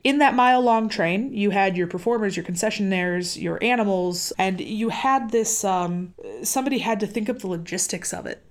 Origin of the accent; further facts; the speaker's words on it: Wisconsin, United States; I grew up in Wisconsin